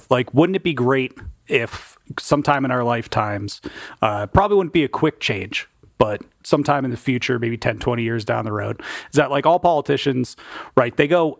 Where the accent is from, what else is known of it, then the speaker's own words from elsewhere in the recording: United States; I'm still an American, right?